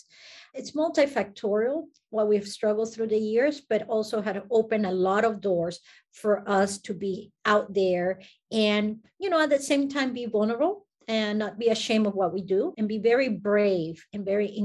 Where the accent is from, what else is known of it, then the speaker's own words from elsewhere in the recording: Guatemala; now in United States; I come from Guatemala, so Latin America